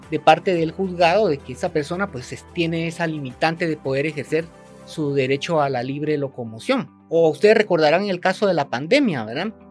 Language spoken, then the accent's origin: Spanish; Guatemala; para poder hacer valer ese derecho que tenemos como guatemaltecos.